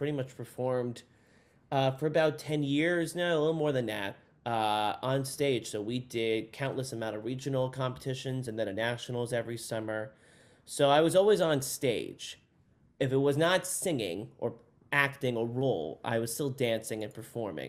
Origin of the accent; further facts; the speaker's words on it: New Jersey, United States; I'm from New Jersey originally